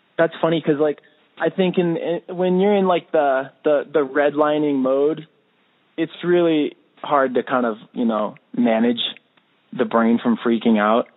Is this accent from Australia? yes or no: no; United States; I'm American through and through